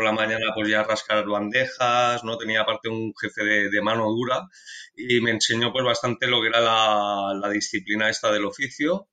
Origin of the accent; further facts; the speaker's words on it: Barcelona, Catalonia, Spain; yo nací aquí en Barcelona